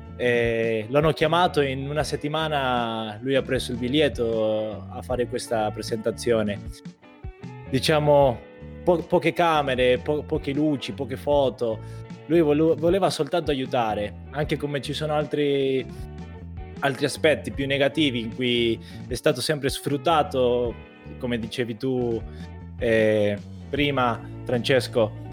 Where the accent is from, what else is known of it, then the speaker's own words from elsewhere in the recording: Argentina; now in Italy; come argentino